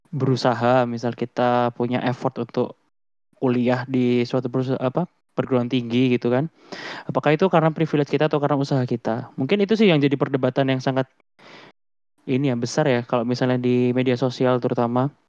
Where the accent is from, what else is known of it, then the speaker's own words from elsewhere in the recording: Java, Indonesia; born there; Aku bisa lahir di Indonesia itu juga privilege sih menurutku gitu, apalagi di Jawa ya terutama ya.